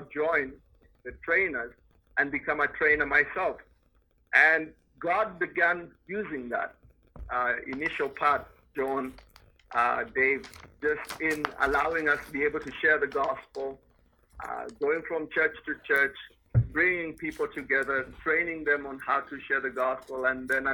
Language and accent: English; Nairobi, Kenya; moved away as an adult; also born or lived in Europe; I was born in Nairobi. And lived much of my life, actually half of my life, in Nairobi. Nairobi is the capital city of Kenya, so I was born in a city, grew up as a city guy